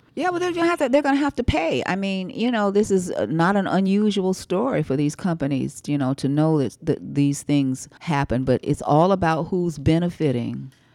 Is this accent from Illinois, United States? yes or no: no; Winston-Salem, North Carolina, United States; I'm from Winston-Salem, where R J Reynolds